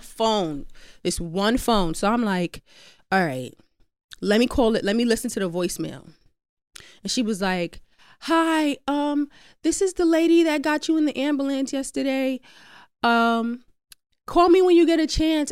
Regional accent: New York City, New York, United States; I'm from Queens

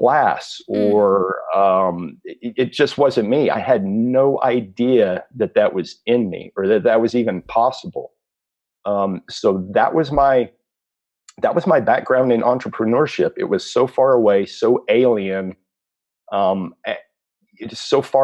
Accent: South Texas, United States; I grew up in South Texas

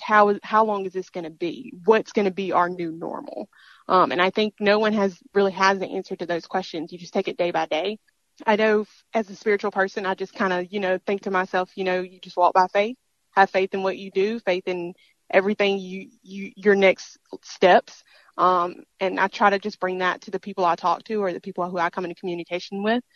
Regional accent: Mississippi, United States; this is my home state

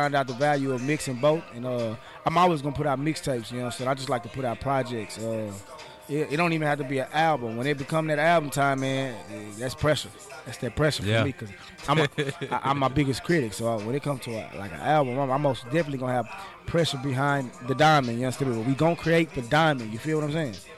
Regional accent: Dallas, Texas, United States; I'm from Dallas, Texas, the Lone Star, Texas, Dallas, Texas, Triple D, Texas

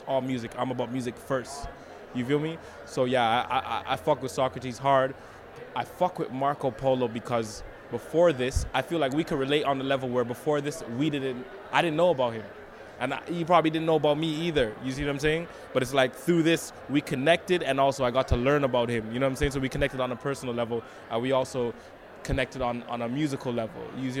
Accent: Canada; that we can't link up and be positive as Canadian musicians.

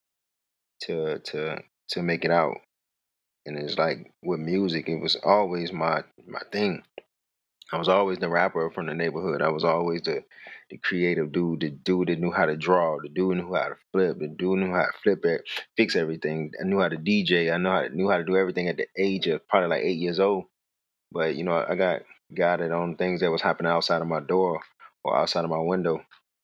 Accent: Richmond, Virginia, United States; Originally, I'm from Richmond, Virginia. I grew up in an apartment complex called Chippenham Apartments.

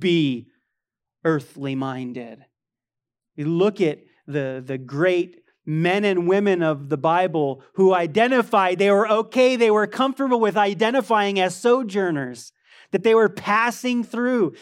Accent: United States; I love being an American.

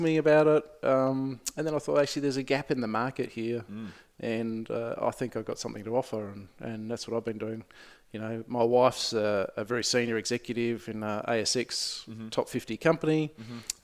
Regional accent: Adelaide, South Australia, Australia; moved away as an adult; now in Melbourne, Australia; I come from Adelaide

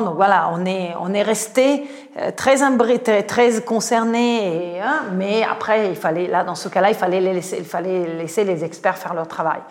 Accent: Italy; French is a second language; moved away as an adult; now in France; je suis italienne, je suis rentrée à la SNCF

